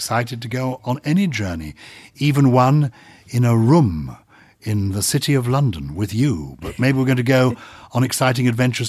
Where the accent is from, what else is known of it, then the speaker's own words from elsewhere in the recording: Wuppertal, North Rhine-Westphalia, Germany; born there; But I was born in Germany. Mm-hmm. So people here, born in Wuppertal. Are you German? No. I was born in a British forces hospital after the Second World War.